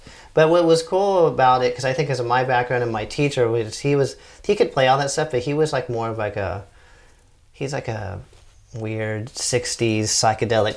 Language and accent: English; Orange County, Southern California, United States; where I grew up in Southern California, it's like in Orange County